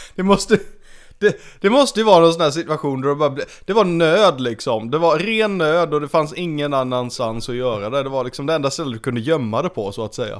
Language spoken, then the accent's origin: Swedish; Sweden; som svensk